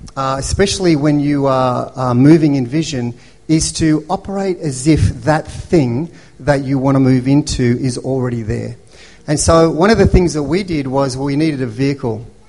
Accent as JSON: {"language": "English", "town": "Melbourne", "region": "Victoria", "country": "Australia", "tie": "born or raised there", "said": "When I was growing up in Melbourne, um, as a, a white European family"}